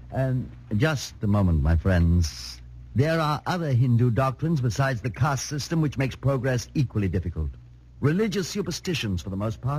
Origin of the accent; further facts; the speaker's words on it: England, United Kingdom; I'm just an Englishman and a writer, and I've spent some time in India